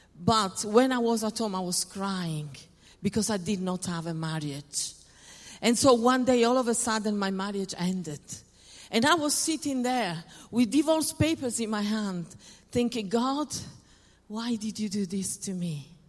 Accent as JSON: {"language": "English", "town": "Paris", "region": "Île-de-France", "country": "France", "tie": "born or raised there", "second_language": "English", "said": "My mother is French. I was born in Paris. My father is Italian."}